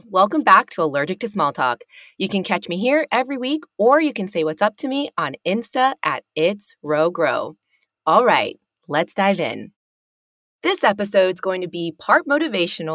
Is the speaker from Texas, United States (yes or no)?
yes; Uvalde, Texas, United States; moved away; I was born in Uvalde, Texas, which is a really small town